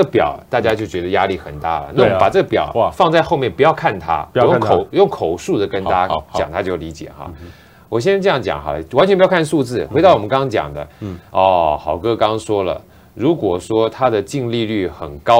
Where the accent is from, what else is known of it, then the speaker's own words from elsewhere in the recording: China; 我们从小就有观念是啊，能不欠钱就不要欠钱，尤其我们中国人欠钱感觉就不太好哈，是件坏事儿。